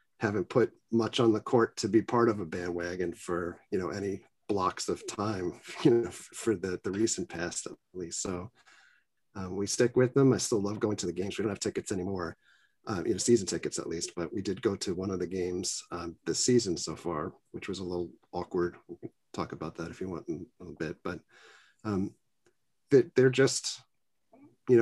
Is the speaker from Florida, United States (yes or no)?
no; New York City, New York, United States; I grew up in Queens, New York.